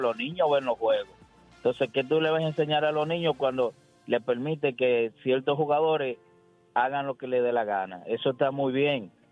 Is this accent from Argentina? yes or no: no; Dominican Republic; como dominicano